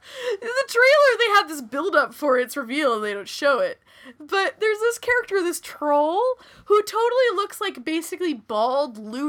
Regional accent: Texas, United States; I am a Texan. I say this as a Texan.

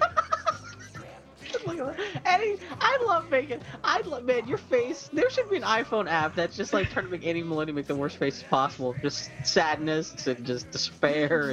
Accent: Pittsburgh, Pennsylvania, United States; also born or lived in Texas; now in Portland, United States; I was born in Texas, and I was raised in Pittsburgh, Pennsylvania. Now I live in the same city as Andy Maloney, Portland, Oregon

